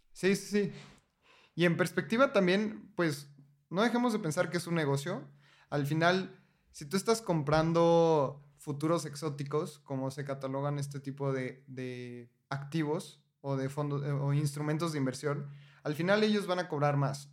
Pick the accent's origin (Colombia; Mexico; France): Mexico; como mexicano